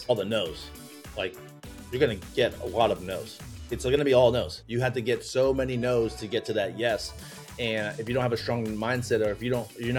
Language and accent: English; Orlando, Florida, United States; born and raised in Orlando, went to UCF for a finance degree